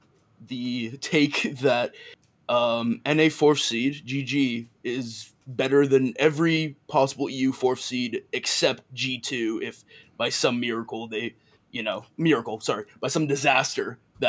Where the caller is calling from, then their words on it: Santa Monica, California, United States; I'm calling from sunny Santa Monica.